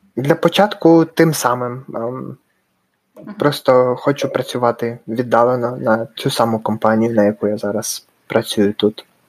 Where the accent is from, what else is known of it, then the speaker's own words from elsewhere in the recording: Dnipro, Dnipropetrovsk Oblast, Ukraine; moved away as an adult; also born or lived in Raleigh, North Carolina, United States; now in Salt Lake City, United States; я з Дніпра, з України і живу в США, в штаті Юта, місто Солт Лейк Сіті